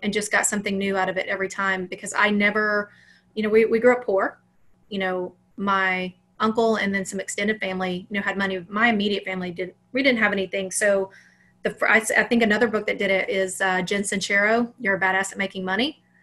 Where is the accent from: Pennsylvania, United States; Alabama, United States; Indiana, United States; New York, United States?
Alabama, United States; I grew up in Alabama.